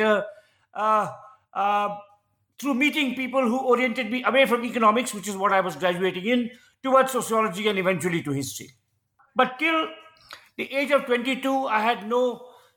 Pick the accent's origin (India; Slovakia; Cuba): India; Dehradun, Uttarakhand; now in Bangalore, India; I grew up in Dehradun, where my father joined the Forest Research Institute